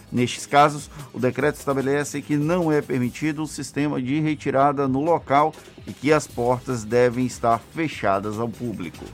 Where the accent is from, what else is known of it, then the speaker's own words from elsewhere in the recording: Valença, Bahia, Brazil; eu sou da região de Valença